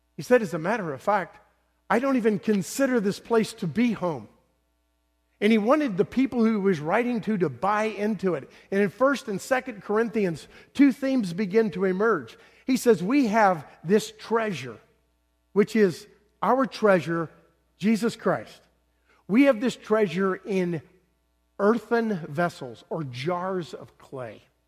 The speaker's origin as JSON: {"language": "English", "region": "the South", "country": "United States", "tie": "born or raised there", "also_born_or_lived": "Northeast United States", "moved": "yes", "lives_now": "Bloomington, United States", "said": "I was born in the South"}